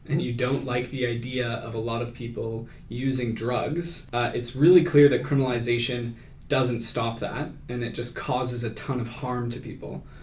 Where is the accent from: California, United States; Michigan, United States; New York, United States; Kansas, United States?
Kansas, United States; Yeah, I grew up in Kansas